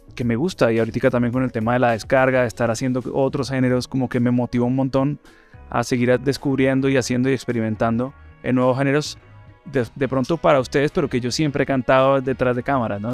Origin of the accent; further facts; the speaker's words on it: Colombia; somos colombianos